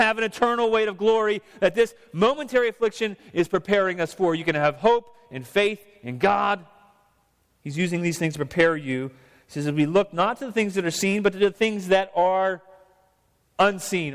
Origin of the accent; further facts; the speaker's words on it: United States; also born or lived in Vancouver, Canada; I was born in the United States. My parents were too. I'm a citizen here